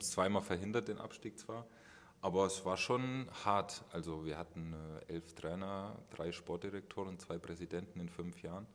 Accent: Aschaffenburg, Bavaria, Germany; moved away; ich komme ja aus Aschaffenburg, aus dem Kreis Aschaffenburg

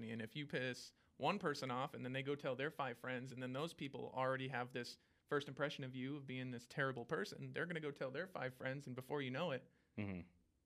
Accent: Washington, United States; moved away as an adult; I'm from Washington

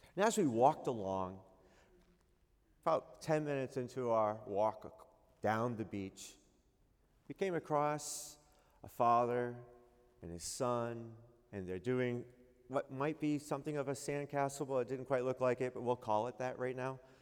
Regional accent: New England, United States; I am from New England

